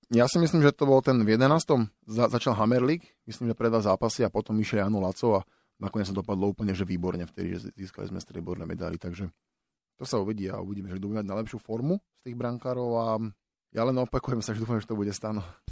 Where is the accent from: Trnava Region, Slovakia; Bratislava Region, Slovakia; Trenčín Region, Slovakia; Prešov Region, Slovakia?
Bratislava Region, Slovakia; Bratislava; moved away as an adult; also born or lived in Finland / Michalovce; som chalan z Vrakune